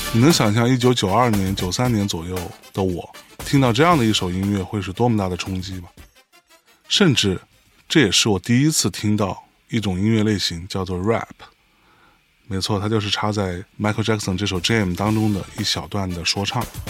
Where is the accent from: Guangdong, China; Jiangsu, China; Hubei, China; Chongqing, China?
Jiangsu, China; Lianyungang; 我出生和成长在一个海滨城市， 一个小小的，叫做雷云港的地方